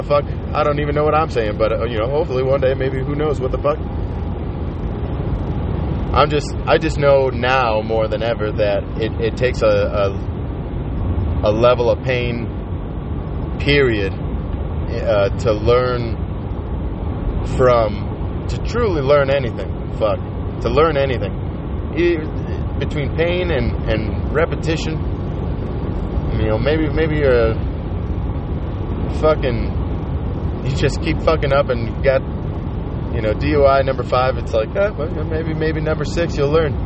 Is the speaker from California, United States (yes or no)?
no; Colorado, United States; I'm from Colorado